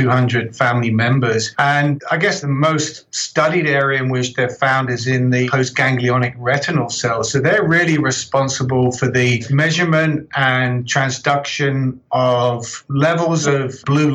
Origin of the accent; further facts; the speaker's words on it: just south of London, South East England, United Kingdom; moved away as an adult; also born or lived in Birmingham, United Kingdom / Calgary, Canada; now in Edmonton, Canada; So you can probably tell from my accent, I'm originally from the UK, just south of London.